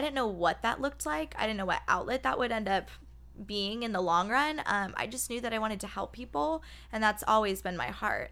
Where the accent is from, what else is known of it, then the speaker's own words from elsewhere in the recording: Phoenix, Arizona, United States; I am born and raised in Phoenix, Arizona